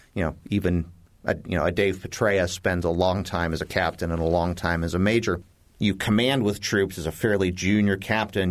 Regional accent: Oregon, United States; moved away; I grew up in Oregon

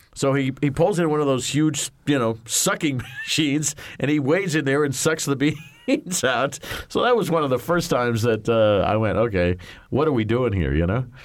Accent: Indianapolis, Indiana, United States; moved away; when I grew up in Indy

